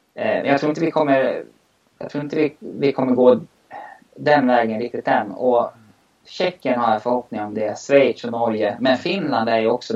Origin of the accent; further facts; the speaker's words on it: Mora, Dalarna County, Sweden; accent: dalmål; moved away; also born or lived in Stockholm; … kallades jag då eftersom mitt dalmål